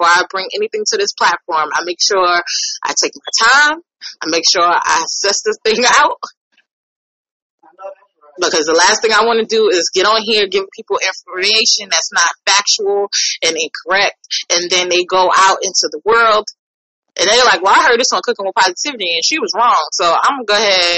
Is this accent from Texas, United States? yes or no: no; New York, United States; moved away; I'm a New Yorker and I still have family in New York